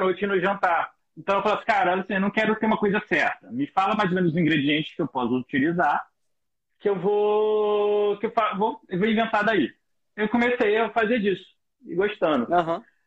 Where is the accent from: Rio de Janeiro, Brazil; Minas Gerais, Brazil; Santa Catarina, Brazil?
Rio de Janeiro, Brazil; eu sou do Rio de Janeiro